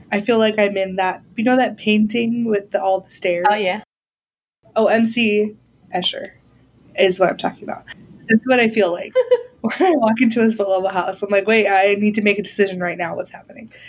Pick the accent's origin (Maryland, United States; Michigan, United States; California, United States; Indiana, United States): California, United States; San Diego; growing up in San Diego